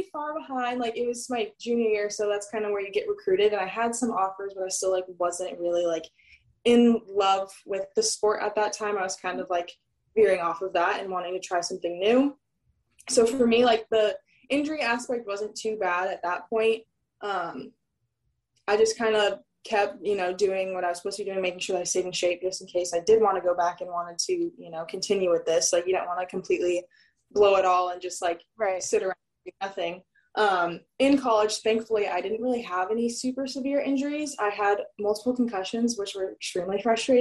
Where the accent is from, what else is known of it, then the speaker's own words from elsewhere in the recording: Southern California, United States; moved away as an adult; also born or lived in Oregon / North Carolina; now in Honolulu, United States; I'm from Southern California